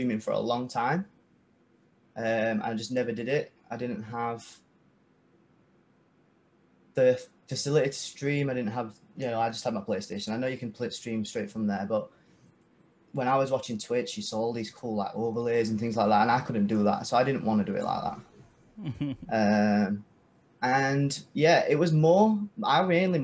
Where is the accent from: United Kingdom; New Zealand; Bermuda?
United Kingdom; I'm from the UK